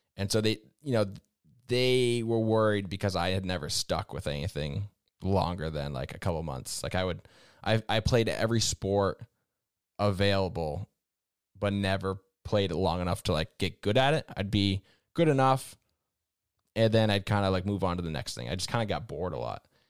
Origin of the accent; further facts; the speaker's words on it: Vermont, United States; I grew up in New England, in Vermont specifically